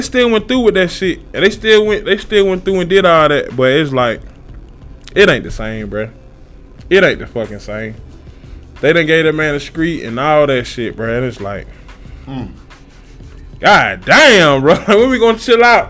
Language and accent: English; Columbia, South Carolina, United States; I'm from South Carolina, bruh. I'm from Columbia